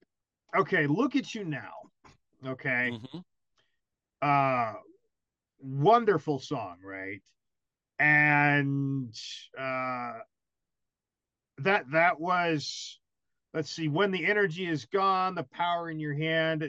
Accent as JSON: {"language": "English", "country": "United States", "also_born_or_lived": "Germany", "said": "I'm American"}